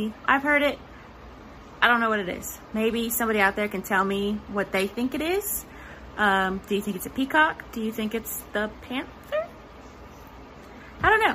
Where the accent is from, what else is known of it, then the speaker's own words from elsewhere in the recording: Silsbee, Texas, United States; I was born and raised here in Silsby, Texas